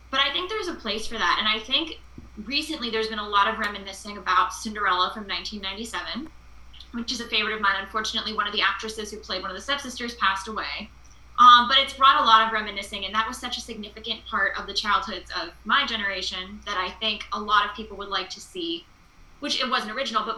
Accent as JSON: {"language": "English", "region": "California", "country": "United States", "said": "as a Californian who works in film as well was the big stuff."}